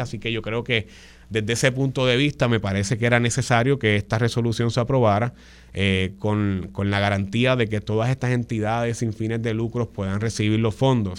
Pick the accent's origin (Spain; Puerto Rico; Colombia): Puerto Rico; San Juan; en la zona metropolitana de San Juan, de donde yo vengo